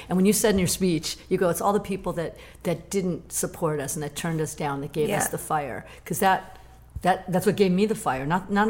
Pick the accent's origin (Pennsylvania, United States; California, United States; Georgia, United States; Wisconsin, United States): California, United States; the Valley; I'm from the Valley, so I didn't even know Hollywood.